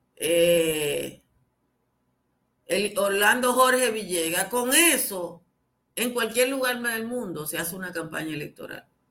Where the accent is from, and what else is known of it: Dominican Republic